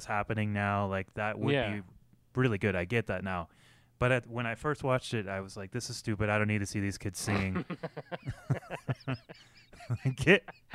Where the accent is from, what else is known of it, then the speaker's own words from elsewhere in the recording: United States; being American